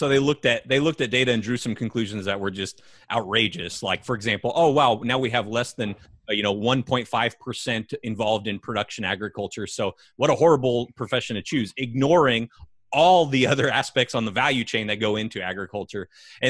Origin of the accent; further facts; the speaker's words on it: California, United States; I can remember growing up in California.